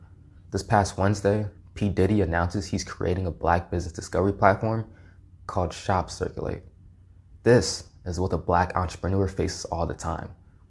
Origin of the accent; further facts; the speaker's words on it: Newark, New Jersey, United States; I'm a kid from the South Ward of Newark, New Jersey.